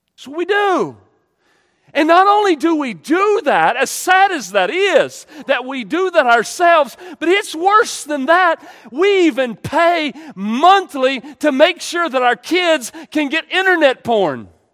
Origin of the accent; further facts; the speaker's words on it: United States; we're American